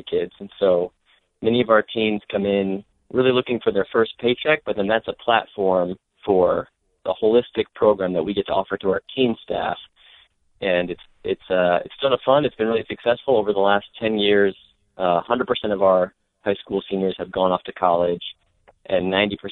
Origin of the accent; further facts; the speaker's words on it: Michigan, United States; also born or lived in Jersey City, New Jersey; back to Detroit, back to my home state